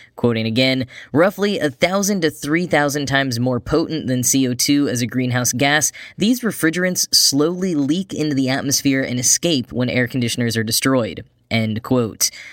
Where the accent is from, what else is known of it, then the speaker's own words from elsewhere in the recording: Grapevine, Texas, United States; Wally Funk is from my hometown, probably the first person from Grapevine, Texas to go to space